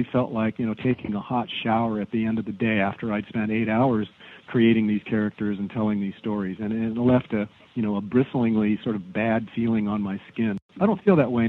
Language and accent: English; Southern California, United States; Growing up in Southern California